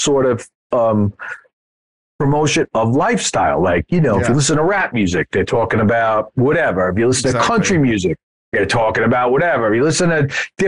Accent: United States; being an American

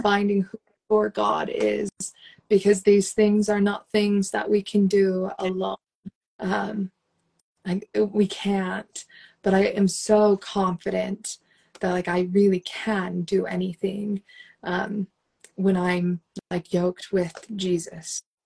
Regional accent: Las Vegas, Nevada, United States; moved away as an adult; also born or lived in Utah / Guatemala; I was born and raised in Las Vegas

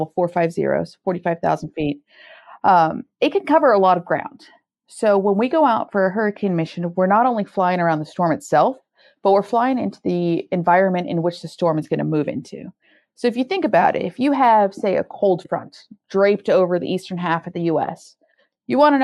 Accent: California, United States; I'm from California

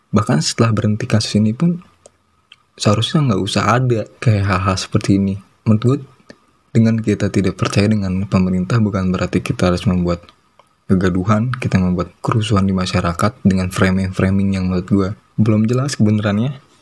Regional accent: Pandeglang, Banten, Indonesia; bukan Banten Pandeglang ya khususnya Pandeglang kota gua yang ODP itu udah 700 loh

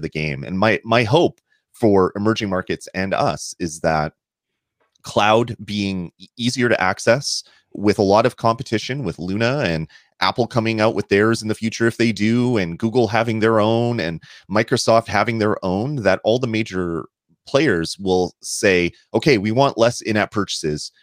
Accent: Canada; I'm Canadian

